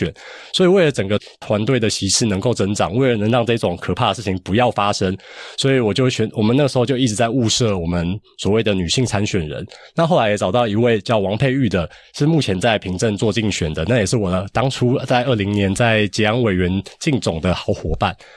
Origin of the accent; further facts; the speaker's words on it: Hsinchu County, Taiwan; 我是新竹人